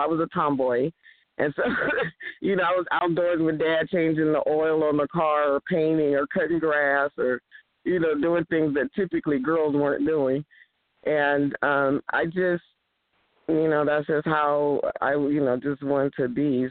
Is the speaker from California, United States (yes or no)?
yes; East Palo Alto, California, United States; also born or lived in Houston, Texas; I actually was born in Houston, Texas. Woo, Houston and then we moved to my parents. We moved to California in 1965. So I was raised in East Palo Alto